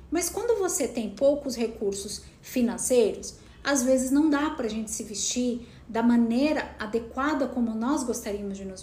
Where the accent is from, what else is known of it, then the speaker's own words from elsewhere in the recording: Piracicaba, São Paulo, Brazil; moved away; Eu saí de Piracicaba com o desejo de ser atriz, mas será que depois de 3, 4 anos esse desejo ainda era ardente dentro de mim?